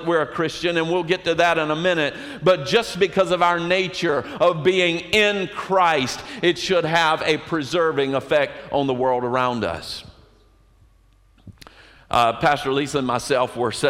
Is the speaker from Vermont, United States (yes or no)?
no; Colerain, North Carolina, United States; I am from Coleraine, North Carolina